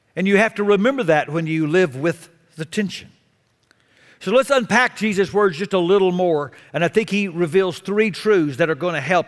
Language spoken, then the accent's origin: English; Texas, United States; I was a sinner from Texas